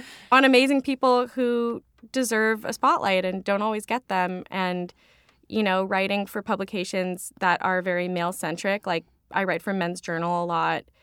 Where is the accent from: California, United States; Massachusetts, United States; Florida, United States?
California, United States; Claremont; now in New York, United States; I grew up in Claremont, California, which is about forty minutes, depending on traffic, away from the main Los Angeles area.